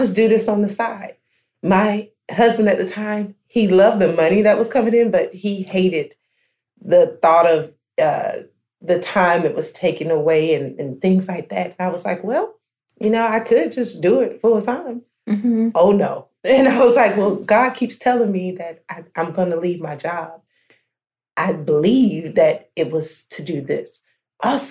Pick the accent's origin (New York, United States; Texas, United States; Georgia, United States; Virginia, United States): Georgia, United States; Americus; now in McDonough, United States; my initial location was in Americus, Georgia, which is my hometown